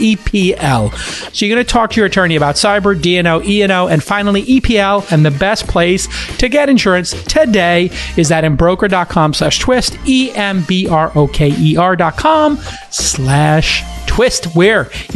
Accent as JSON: {"language": "English", "region": "New York", "country": "United States", "tie": "born or raised there", "said": "you're in New York, my hometown"}